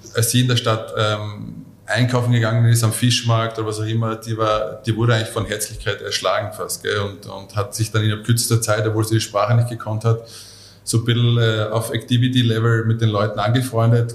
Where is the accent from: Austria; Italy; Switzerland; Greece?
Austria; a suburb of Mödling, Lower Austria; ich bin in, äh, in, in Vorort vor Mödling groß geworden